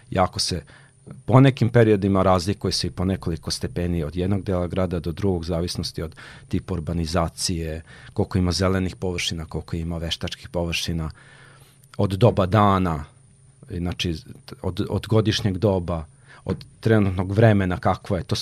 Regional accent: Serbia; Ovde u, kod nas u Srbiji

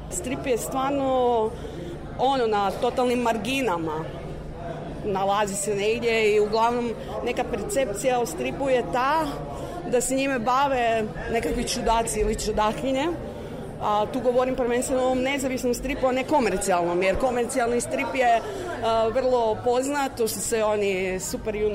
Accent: Croatia; mi isto iz Hrvatske smo poslali mlade cure koje su studentice

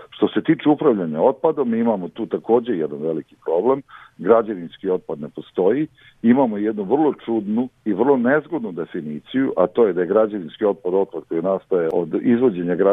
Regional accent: Serbia

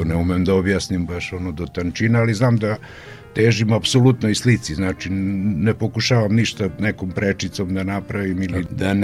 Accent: Opovo, Vojvodina, Serbia; Rođen sam u Opovu, trenutno ima mislim 56 slikara na mesto od 5.500 duša.

